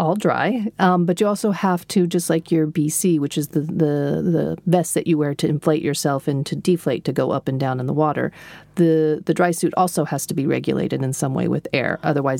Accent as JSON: {"language": "English", "region": "Texas", "country": "United States", "moved": "as an adult", "lives_now": "Stockholm, Sweden", "said": "We're Texan. We drive everywhere."}